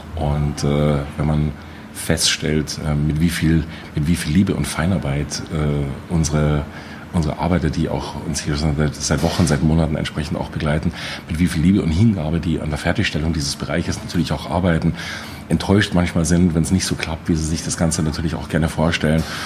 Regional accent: Munich, Bavaria, Germany; ich als Münchner, als Bayer

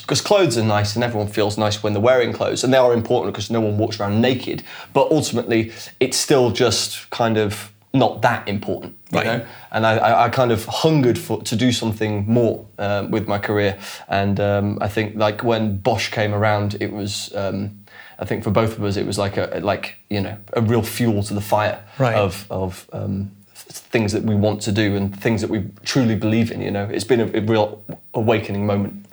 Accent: Sheffield, Yorkshire and the Humber, United Kingdom; now in London, United Kingdom; we're both from um, a town or a city in the north of England called Sheffield.

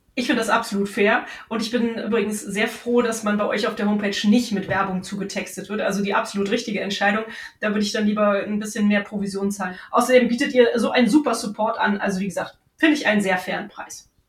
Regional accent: Cologne, North Rhine-Westphalia, Germany; hier in meiner Heimatstadt

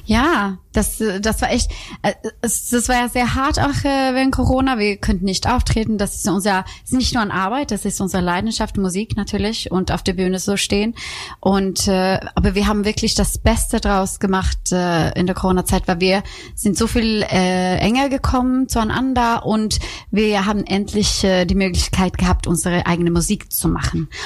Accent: Rödeby, Blekinge, Sweden; German is a second language; now in Cologne, Germany; ich komme aus Schweden

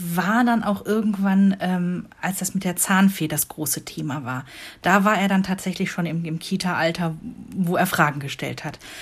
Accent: Rhineland, Germany; moved away as an adult; now in Northern Germany; für mich hier im hohen Norden als Rheinländerin

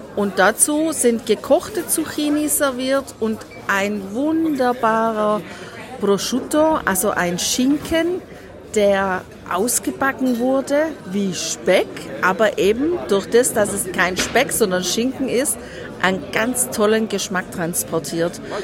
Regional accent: Southern Germany, Germany; bei uns zu Hause in Deutschland, in Süddeutschland

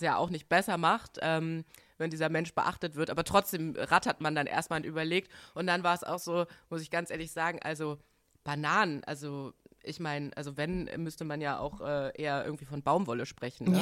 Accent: Bremen, Germany; also born or lived in Washington DC; ich bin 1990 in Washington DC geboren und ähm, ja, mein äh, Vater ist Amerikaner, meine Mutter ist Deutsche mhm. und ähm, ich bin äh, mit fünf Jahren nach äh, Bremen gezogen

